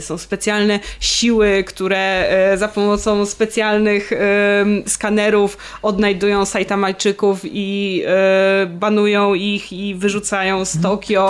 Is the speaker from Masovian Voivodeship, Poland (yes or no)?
yes; Warsaw, Masovian Voivodeship, Poland; ja jestem z Warszawy